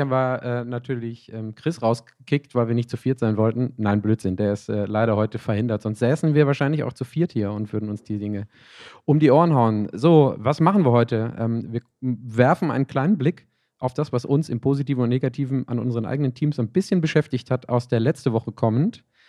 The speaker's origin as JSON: {"language": "German", "town": "Bochum", "region": "North Rhine-Westphalia", "country": "Germany", "tie": "born or raised there", "moved": "yes", "said": "zu Hause ähm, in meiner Heimat in Bochum"}